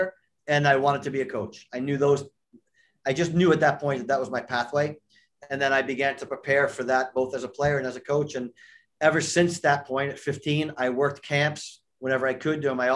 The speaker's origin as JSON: {"language": "English", "region": "just outside New York", "country": "United States", "tie": "born or raised there", "also_born_or_lived": "Cincinnati, Ohio", "moved": "yes", "said": "I grew up in New York, just outside New York"}